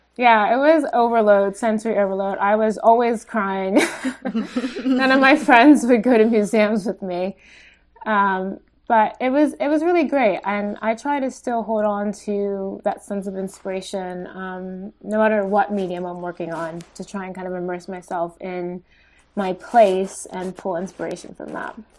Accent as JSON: {"language": "English", "town": "West Grove", "region": "Pennsylvania", "country": "United States", "tie": "born or raised there", "also_born_or_lived": "Italy / South Philadelphia", "said": "I grew up in Pennsylvania, a rural town, um, called West Grove"}